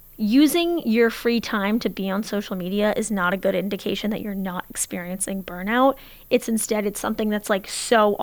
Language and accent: English; Portland, Oregon, United States; I'm from Portland, Oregon